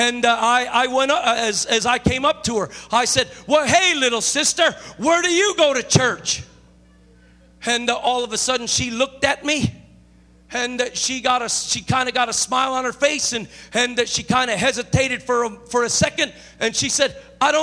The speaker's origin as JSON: {"language": "English", "town": "Chicago", "region": "Illinois", "country": "United States", "moved": "yes", "lives_now": "California, United States", "said": "I'm not originally from California. I'm originally from Chicago"}